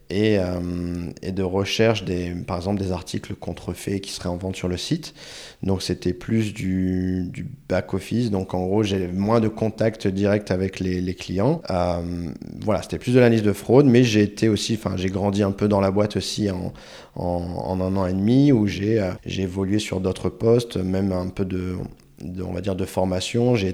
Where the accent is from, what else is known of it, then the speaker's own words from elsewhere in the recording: Chile; accent: Chilean; French is a second language; j'ai vite transformé mon accent chilien en accent espagnol. Donc principalement, en fait, on parlait espagnol à la maison.